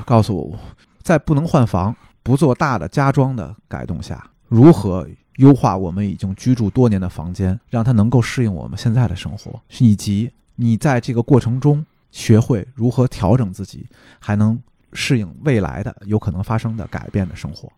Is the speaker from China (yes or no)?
yes; China; 这是我们中国人的误区